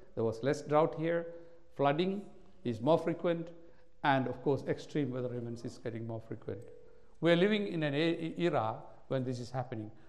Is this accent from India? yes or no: yes; India; now in Australia; I was born in India